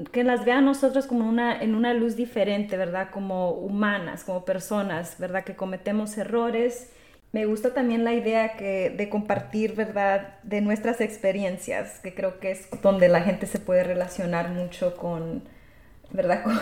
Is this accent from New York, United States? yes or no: no; Texas, United States; nosotros dos somos inmigrantes, también somos del sur de Texas, somos latinas, ¿verdad?